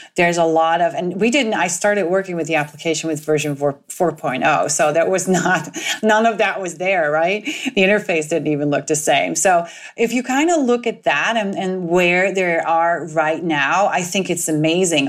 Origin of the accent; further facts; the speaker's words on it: Netherlands; moved away; I am originally from the Netherlands